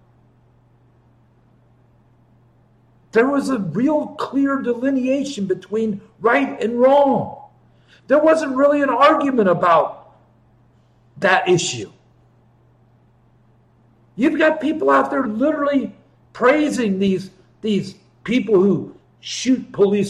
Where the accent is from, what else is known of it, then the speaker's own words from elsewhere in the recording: Ohio, United States; moved away; also born or lived in Chicago; I grew up in Ohio